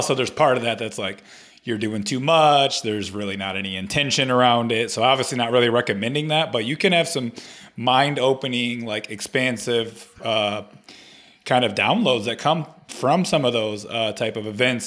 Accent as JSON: {"language": "English", "town": "Flint", "region": "Michigan", "country": "United States", "tie": "born or raised there", "said": "I grew up in Flint, Michigan"}